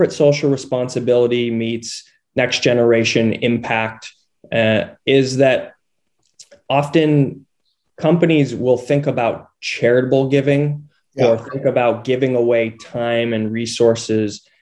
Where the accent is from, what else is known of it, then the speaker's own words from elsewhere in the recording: just outside Boulder, Colorado, United States; I grew up in Colorado, in just outside Boulder.